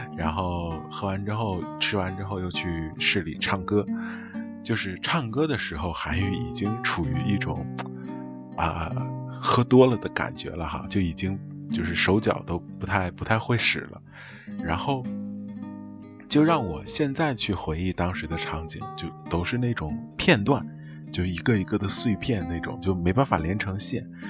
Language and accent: Chinese; Northeast China, China; 我们东北这边儿叫打啵儿